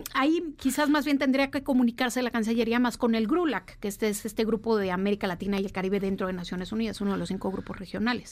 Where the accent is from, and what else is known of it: Mexico